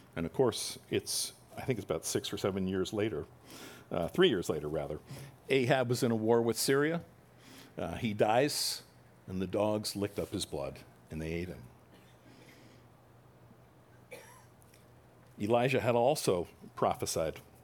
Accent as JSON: {"language": "English", "region": "New Jersey", "country": "United States", "said": "I'm from Jersey"}